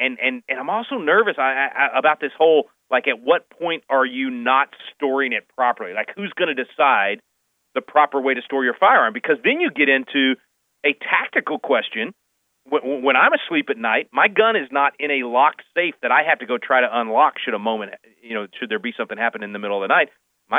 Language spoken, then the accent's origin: English; Little Rock, Arkansas, United States; now in Texas, United States; I admitted I was born in Little Rock.